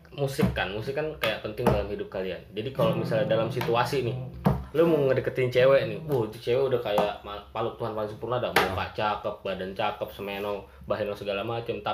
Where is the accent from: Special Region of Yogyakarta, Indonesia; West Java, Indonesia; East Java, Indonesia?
West Java, Indonesia; Bekasi; jadi kan gua orang Bekasi nih